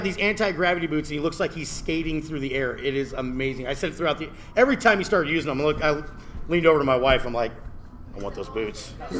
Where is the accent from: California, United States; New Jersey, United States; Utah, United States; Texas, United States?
Texas, United States; South; now in Virginia, United States; I'm from South Texas. This is not my weather.